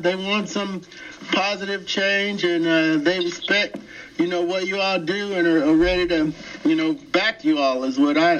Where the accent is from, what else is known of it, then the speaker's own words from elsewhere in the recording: Cleveland, Ohio, United States; moved away; I grew up in Ohio